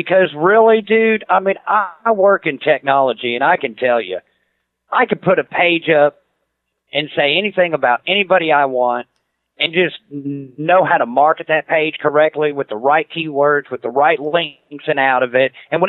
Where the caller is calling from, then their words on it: Clarksville, Tennessee, United States; I'm calling out of Clarksville, Tennessee, man. I'm just like right up the road from Nashville.